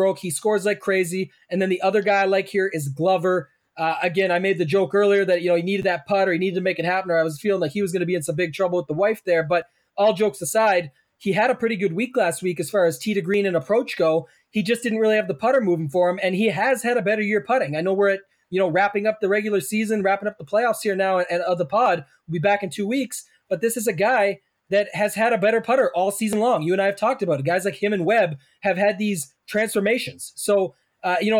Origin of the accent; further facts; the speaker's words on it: Canada; I'm Canadian